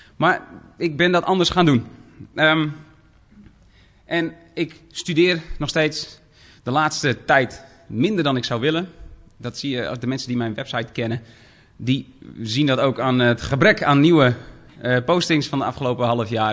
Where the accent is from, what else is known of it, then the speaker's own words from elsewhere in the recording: Dokkum, Friesland, Netherlands; ik kom uit Dokkum, Friesland.